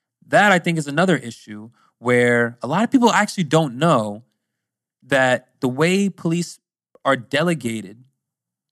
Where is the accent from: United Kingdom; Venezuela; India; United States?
United States; Pennsylvania; also born or lived in Virginia; I'm from Pennsylvania, but I'm actually moving to Virginia soon